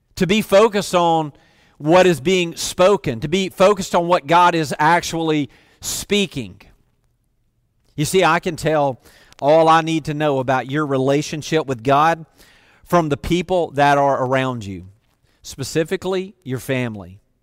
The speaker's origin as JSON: {"language": "English", "region": "the South", "country": "United States", "tie": "born or raised there", "said": "I grew up in the South."}